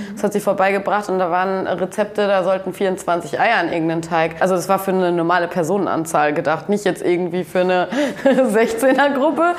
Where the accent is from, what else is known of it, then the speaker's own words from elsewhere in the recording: North Rhine-Westphalia, Germany; moved away as an adult; now in Kiel, Germany; wir kommen ja auch beide aus NRW, aber auch aus unterschiedlichen Städten